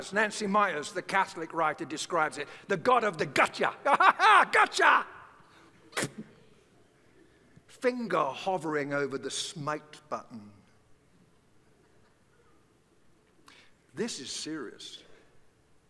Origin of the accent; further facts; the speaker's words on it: London, United Kingdom; growing up in the East End of London